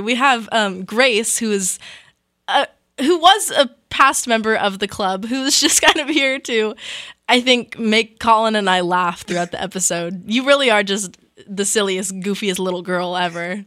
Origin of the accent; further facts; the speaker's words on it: California, United States; My fellow California kid